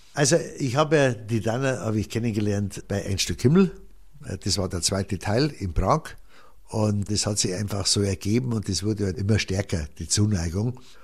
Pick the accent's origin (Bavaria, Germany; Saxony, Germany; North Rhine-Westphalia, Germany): Bavaria, Germany; Rottal; weil ich da aufgewachsen bin im Rottal, habe die Leute gekannt